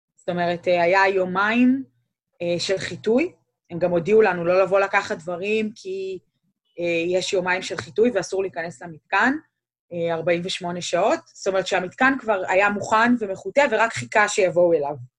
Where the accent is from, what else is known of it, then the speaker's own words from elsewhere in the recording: Israel; now in Cleveland, United States; אנחנו ישראלים